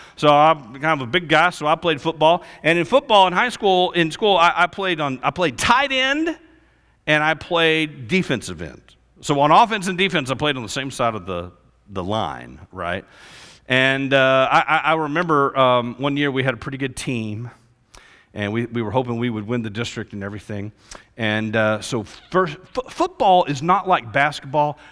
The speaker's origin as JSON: {"language": "English", "town": "Fort Worth", "region": "Texas", "country": "United States", "tie": "born or raised there", "said": "I grew up in Fort Worth area"}